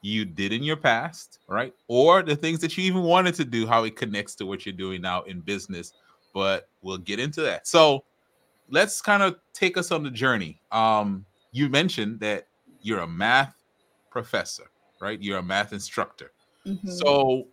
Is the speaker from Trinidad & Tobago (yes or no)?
yes; Trinidad & Tobago; I'm from Trinidad. But as we talked about in the intro, I have roots in Barbados